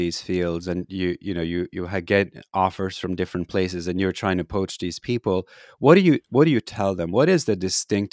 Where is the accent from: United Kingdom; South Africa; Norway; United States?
Norway; Trondheim, Trøndelag; my hometown there in Trondheim, Norway